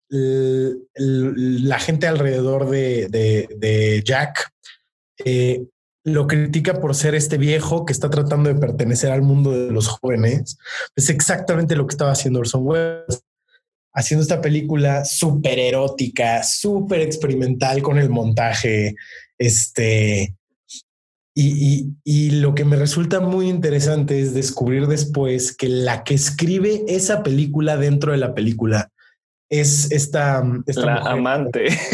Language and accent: Spanish; Mexico; soy mexicano, tengo 26 años